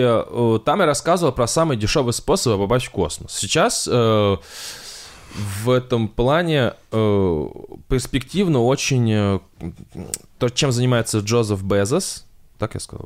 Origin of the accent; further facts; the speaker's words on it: Kovrov, Vladimir Oblast, Russia; Я из Коврова